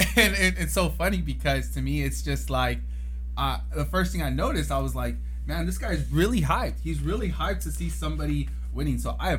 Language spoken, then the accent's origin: English; Arvin, California, United States; also born or lived in Camarillo, California; now in Bakersfield, United States; my home is here right now. From Camarillo, grew up in a little town called Arvin here in Kern County. And it's just a small town, man. And I have some big roots there